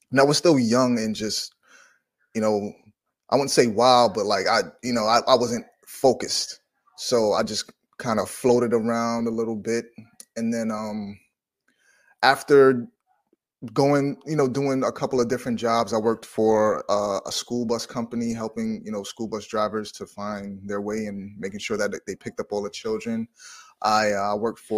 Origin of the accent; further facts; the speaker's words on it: New York City, New York, United States; also born or lived in South Carolina; I'm from New York City, New York, born in Manhattan, raised in Brooklyn, currently live in Brooklyn